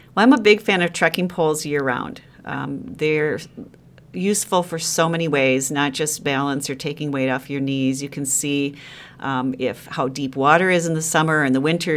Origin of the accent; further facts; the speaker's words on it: Sheboygan, Wisconsin, United States; now in Madison, United States; having grown up in Sheboygan